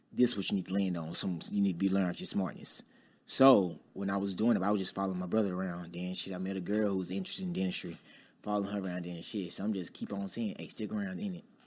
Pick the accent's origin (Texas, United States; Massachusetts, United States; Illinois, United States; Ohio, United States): Texas, United States; Dallas; I'm from Dallas, Texas, uh, born and raised in Oak Cliff